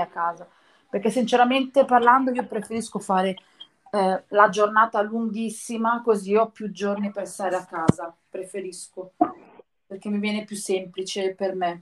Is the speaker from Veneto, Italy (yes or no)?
no; Milan, Lombardy, Italy; io sono di Milano